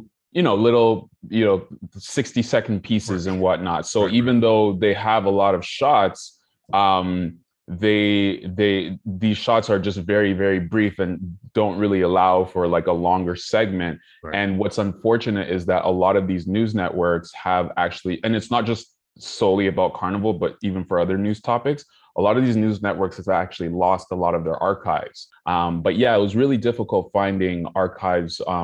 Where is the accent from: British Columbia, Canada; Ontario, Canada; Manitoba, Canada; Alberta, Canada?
Ontario, Canada; Toronto; growing up in Toronto